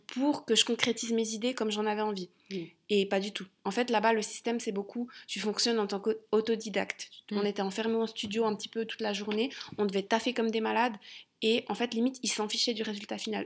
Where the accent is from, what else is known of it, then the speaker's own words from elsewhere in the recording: Switzerland; also born or lived in London; j'étais partie de Suisse